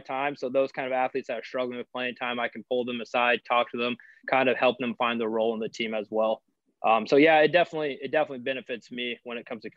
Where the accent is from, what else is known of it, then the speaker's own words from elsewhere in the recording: Missouri Valley, Iowa, United States; moved away as an adult; also born or lived in Pella, Iowa / Cedar Falls, Iowa; I'm actually from a small town in Iowa called Missouri Valley, right on the Missouri River